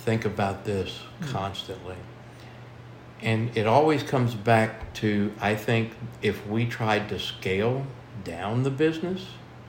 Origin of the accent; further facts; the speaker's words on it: Central Luzon, Philippines; I come from Pampanga, the culinary capital of the world.